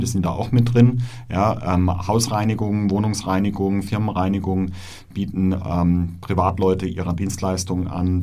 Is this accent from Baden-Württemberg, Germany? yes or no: yes; Black Forest, Baden-Württemberg, Germany; bei uns im, im Schwarzwald, wo ich herkomme